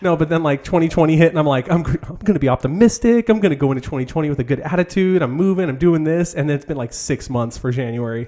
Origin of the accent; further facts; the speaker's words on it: Southern California, United States; I grew up in Southern California